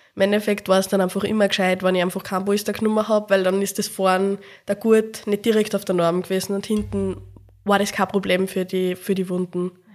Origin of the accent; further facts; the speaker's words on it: Upper Austria, Austria; moved away as an adult; also born or lived in Salzburg; now in Vienna, Austria; bin ursprünglich eben aus Oberösterreich